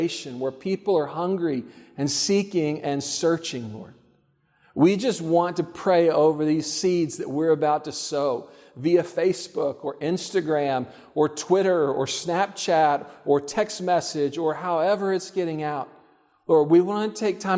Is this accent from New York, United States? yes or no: no; Texas, United States; I grew up in Texas.